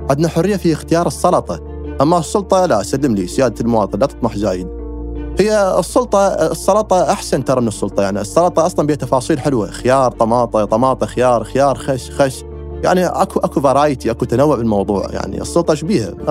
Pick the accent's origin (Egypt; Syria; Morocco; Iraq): Iraq; أنا كعراقي من قرأت هاي الكليشة بعد 9 4 2003